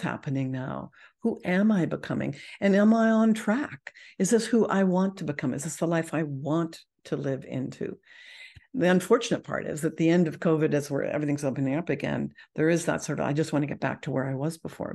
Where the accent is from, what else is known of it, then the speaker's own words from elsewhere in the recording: Canada; I'm Canadian